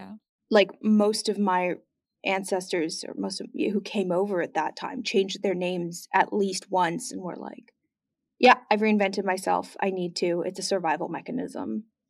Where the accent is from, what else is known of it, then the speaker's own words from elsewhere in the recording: Canada; I hold two passports. I'm German Canadian, so, like, Yeah, I spoke German in my house growing up. I speak German on the phone with my mother, and, like, we do German Christmas.